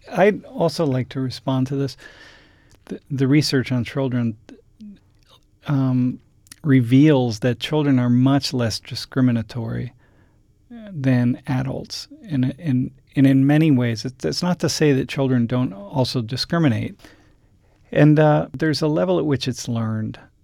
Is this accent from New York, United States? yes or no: no; Toledo, Ohio, United States; I grew up in Toledo, Ohio